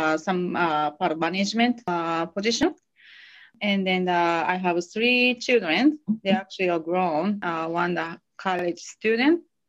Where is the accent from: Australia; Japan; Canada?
Japan; Hiroshima; English is a second language; moved away as an adult; also born or lived in California; now in Tennessee, United States; I'm from Hiroshima, Japan